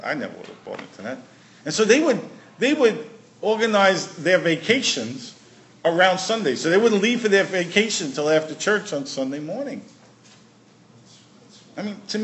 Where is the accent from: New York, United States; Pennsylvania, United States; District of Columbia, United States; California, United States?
New York, United States; New York City; now in Prince Edward Island, Canada; I grew up in Brooklyn. We didn't grow too many things in Brooklyn.